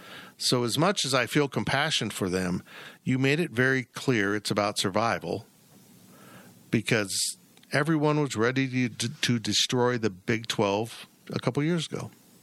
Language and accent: English; Salina, Kansas, United States; I'm from Salina.